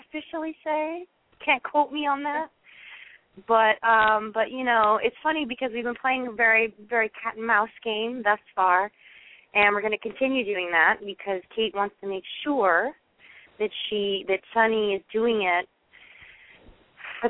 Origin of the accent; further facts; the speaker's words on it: Seattle, Washington, United States; moved away; also born or lived in East Coast; I used to say pop growing up in Seattle